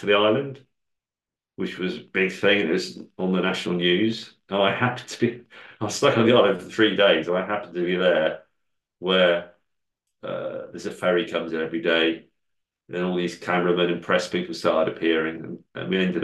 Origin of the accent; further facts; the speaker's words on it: England, United Kingdom; I'm English